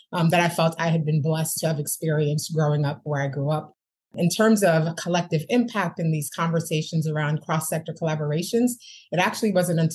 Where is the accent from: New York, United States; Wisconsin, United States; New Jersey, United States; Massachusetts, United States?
New York, United States; Rockland County; I ended up in Rockland County, New York, going to schools